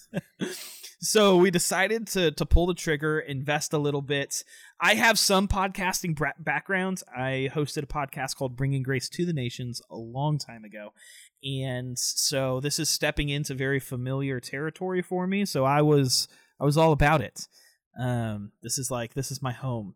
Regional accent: Tampa, Florida, United States; moved away as an adult; now in North Carolina, United States; I am originally from Tampa, Florida. Grew up there

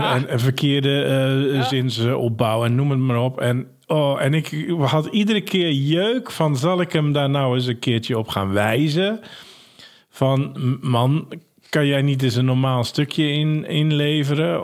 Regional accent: Ursem, North Holland, Netherlands; also born or lived in Hensbroek; Ik ben geboren in Ursem

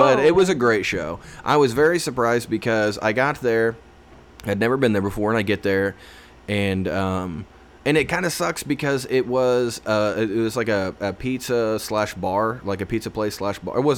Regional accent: Indiana, United States; I'm from Indiana

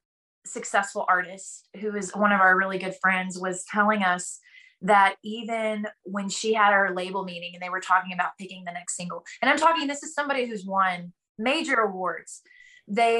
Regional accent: Texas, United States; I grew up playing in Texas. And in Texas, in all our little small country towns, we have small town Opry's.

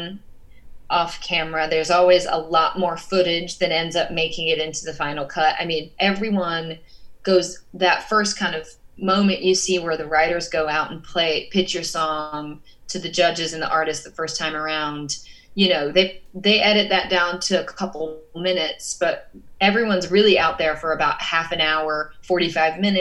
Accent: Georgia, United States; moved away as an adult; now in Los Angeles, United States; I am from Georgia, so like I grew up around country music. I grew up around the South.

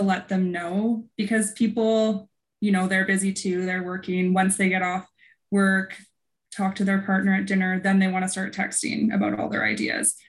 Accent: Vernon, British Columbia, Canada; now in Kelowna, Canada; I was born at the coast, but my parents moved here when I was six months old. So I grew up in oh. Vernon

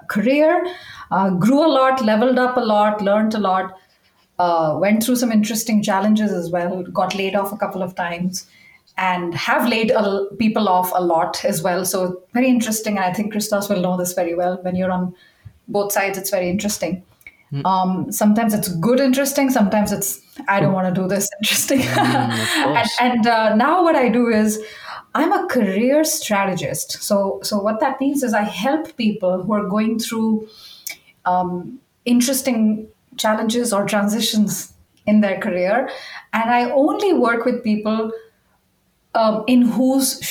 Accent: India; moved away as an adult; also born or lived in Uruguay / Chile / Belgium; started out in India, which is where I'm from, which you can probably detect from my accent

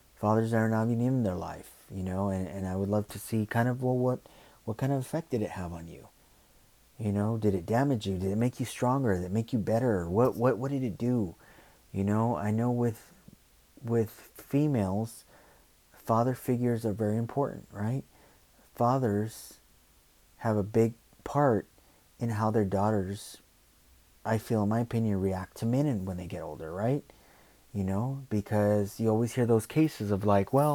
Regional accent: Los Angeles, California, United States; growing up in South Central most of my life

